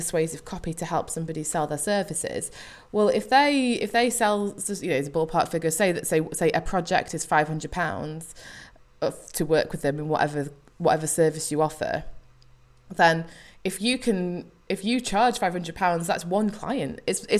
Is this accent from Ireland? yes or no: no; United Kingdom; because I'm British and we don't like talking about money